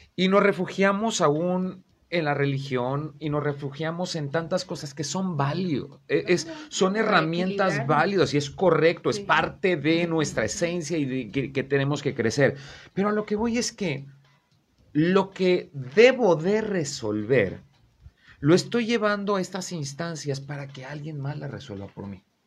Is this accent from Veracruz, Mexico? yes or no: yes; Veracruz, Mexico; now in Comarca Lagunera, Mexico; yo soy de Veracruz, también ando por acá.